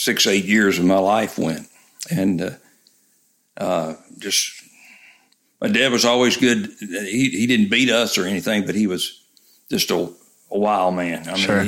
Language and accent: English; Memphis, Tennessee, United States; moved away as an adult; also born or lived in Chattanooga, Tennessee / Florida / Griffith, Indiana; I grew up in Memphis, Tennessee